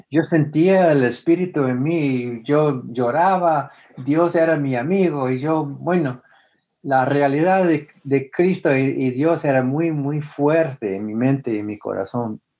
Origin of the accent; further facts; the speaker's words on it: northern Mexico, Mexico; accent: northern Mexican; todos me dicen que tú eres de México, ¿verdad? Porque tiene, tengo el acento del norte de México, me dicen.